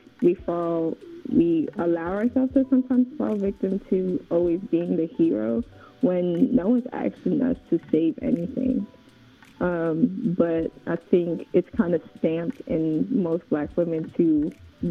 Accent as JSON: {"language": "English", "region": "New York", "country": "United States", "tie": "born or raised there", "also_born_or_lived": "Oshogbo, Osun State, Nigeria / College Park, Georgia / Fayetteville, Georgia / Tyrone, Georgia", "moved": "yes", "said": "born in Nigeria, but I was raised originally in Far Rockaway, Queens. And then my family moved to College Park, Georgia"}